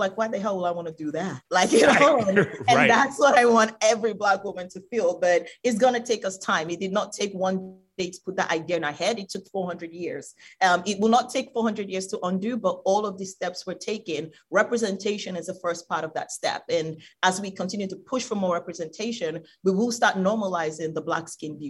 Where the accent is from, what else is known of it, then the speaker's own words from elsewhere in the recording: Nigeria; I come from Nigeria. Talking about skin bleaching, 7 out of 10 women in Nigeria bleach their skin.